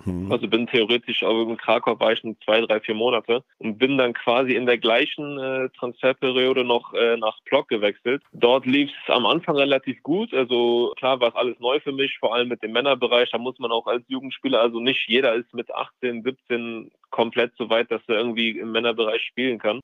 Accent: Leverkusen, North Rhine-Westphalia, Germany; ich bin in Deutschland geboren, also in Leverkusen aufgewachsen.

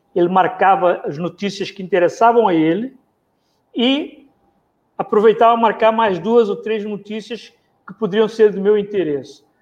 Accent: Mozambique; now in Rio de Janeiro, Brazil; eu nasci em Moçambique, Sul da África, um país pequeno, ex-colônia portuguesa, vivi dentro, cresci de, dentro do colonialismo português

